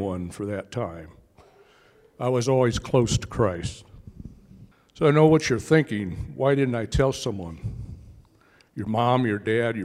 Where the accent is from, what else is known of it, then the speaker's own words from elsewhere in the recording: Indiana, United States; I'm from Indiana